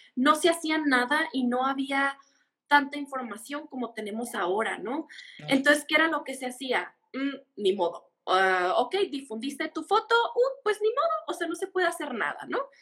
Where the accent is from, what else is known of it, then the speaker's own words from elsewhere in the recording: Mexicali, Baja California, Mexico; yo soy de Mexicali, de Mexicali